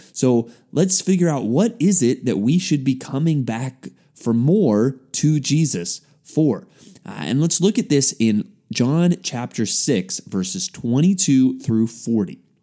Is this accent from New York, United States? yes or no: no; San Antonio, Texas, United States; as a high school student growing up in San Antonio, Texas